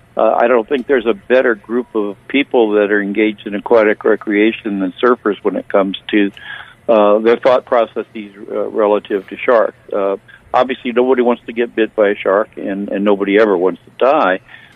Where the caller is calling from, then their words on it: Florida, United States; I'm calling from Florida